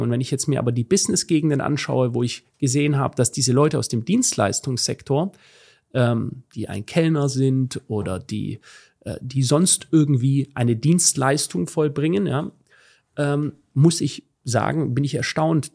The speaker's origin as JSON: {"language": "German", "country": "Germany", "said": "ich lebe in Deutschland und auch wenn ich diesem Land oder was davon übrig ist, ähm, sehr kritisch gegenüber bin, ähm, bin ich doch verwurzelt. Ja? Ähm, sehr stark verwurzelt an, an meine Heimat"}